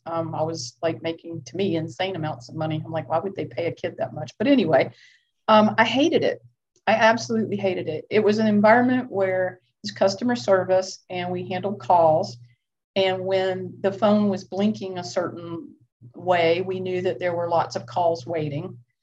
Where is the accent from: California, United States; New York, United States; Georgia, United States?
Georgia, United States; Lilburn; I grew up in Lilburn, Georgia